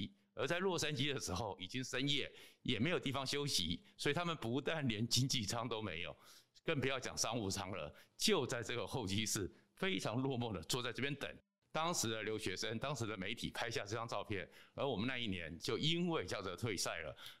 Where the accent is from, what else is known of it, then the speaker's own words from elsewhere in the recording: Taiwan; 这件事情对我们台湾人来讲呢，